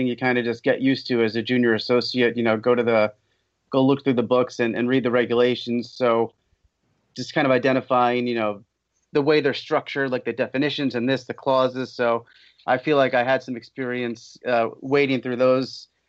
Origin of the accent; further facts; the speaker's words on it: Poughkeepsie, New York, United States; I grew up in Poughkeepsie.